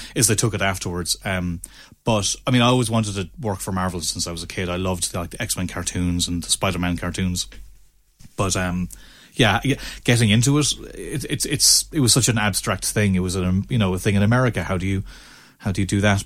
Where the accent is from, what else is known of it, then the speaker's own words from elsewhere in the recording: Ennis, Munster, Ireland; also born or lived in Limerick; I'm from Ennis, down the road